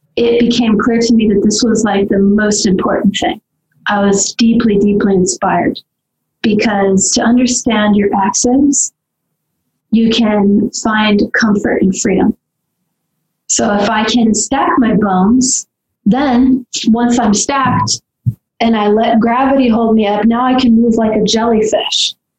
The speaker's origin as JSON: {"language": "English", "region": "Southern California", "country": "United States", "tie": "born or raised there", "said": "I grew up in Southern California"}